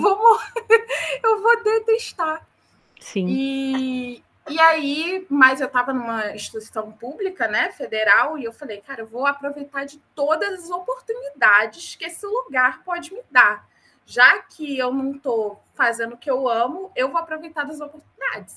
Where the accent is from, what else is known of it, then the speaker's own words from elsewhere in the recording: Rio de Janeiro, Brazil; moved away; also born or lived in North Region, Brazil; Apesar de eu ser carioca, nascida e criada no Rio de Janeiro, eu passei uma temporada da minha vida na região norte